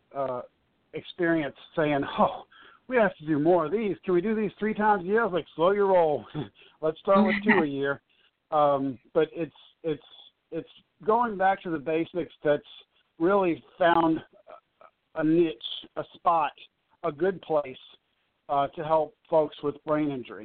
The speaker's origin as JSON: {"language": "English", "town": "New Orleans", "region": "Louisiana", "country": "United States", "tie": "born or raised there", "said": "I'm born and raised in New Orleans, but everybody calls me …"}